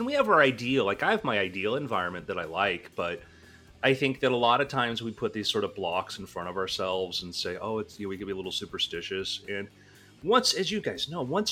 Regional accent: South Florida, United States; I grew up in South Florida scuba diving

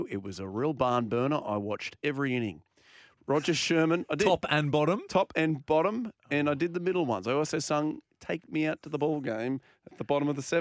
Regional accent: Scotland, United Kingdom; As a Scotsman. As a Scotsman. As a, Sco- as a Scotsman.

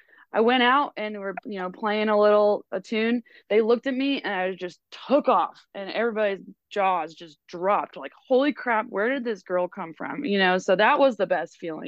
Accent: Kansas City, United States; I'm from Kansas City. I live there currently

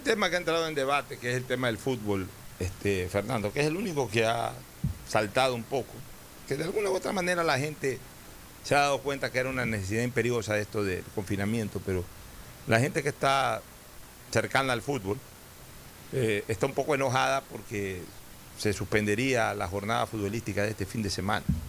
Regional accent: Ecuador; somos todos los ecuatorianos

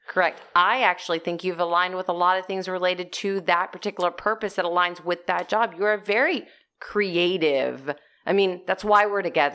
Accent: Corpus Christi, Texas, United States; we grew up in Corpus Christi, Texas

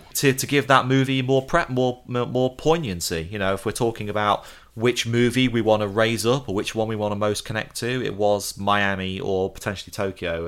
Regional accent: United Kingdom

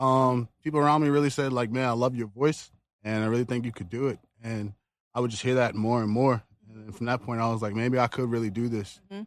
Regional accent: Richmond, Virginia, United States; also born or lived in Goochland County, Virginia; I was born in Richmond. My family, both sides, are from Goochland.

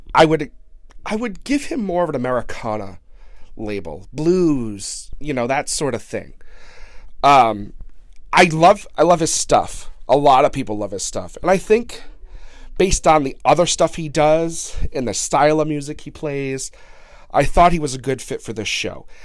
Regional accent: Blackstone, Massachusetts, United States; my hometown of Blackstone, Massachusetts

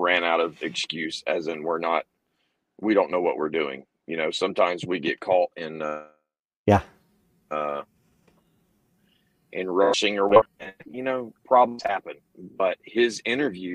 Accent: Florida, United States; moved away; I grew up in Florida

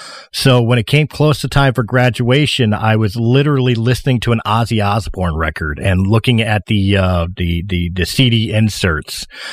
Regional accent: Philadelphia, Pennsylvania, United States; I was born in 1977 at the Philadelphia Naval Hospital. Yes, ladies and gentlemen, it wasn't a gimmick. I'm actually from Philadelphia.

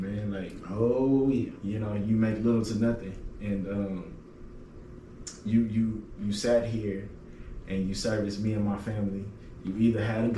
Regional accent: Austin, Texas, United States; moved away; growing up as a... kid, you know, on the side of town that I grew up on in Austin.

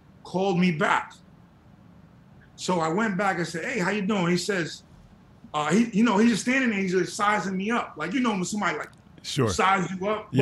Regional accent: New York City, New York, United States; also born or lived in Texas; me being from New York, I'm from Queens, grew up in Queens

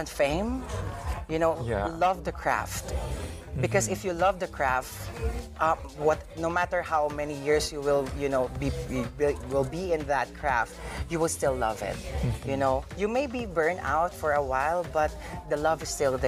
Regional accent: Philippines; As a Filipino queen

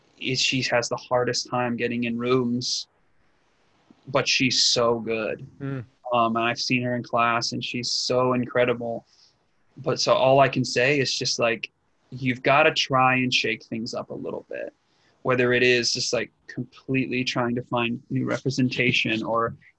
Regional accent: England, United Kingdom; accent: Northern English; This is my original accent as a Brit from Northern England.

